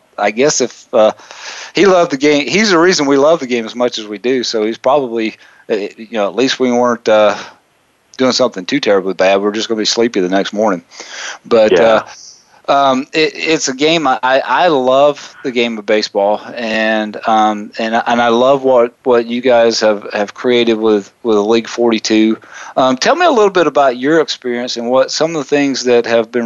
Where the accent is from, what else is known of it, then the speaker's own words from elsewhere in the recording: South Carolina, United States; I grew up in South Carolina